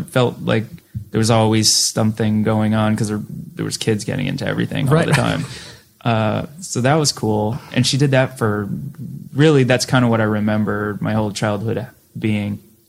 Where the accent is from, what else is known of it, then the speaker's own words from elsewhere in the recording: Massachusetts, United States; we're from Boston, {S6} right? {S5} You know, it's all so, I was on the other side of the state and I was 80 miles outside of Boston, so it's like not even that far